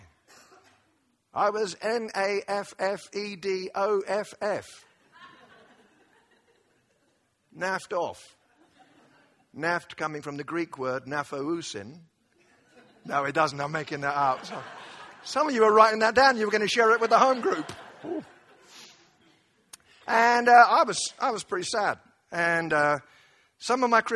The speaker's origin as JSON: {"language": "English", "country": "United Kingdom", "said": "I say this as a Brit"}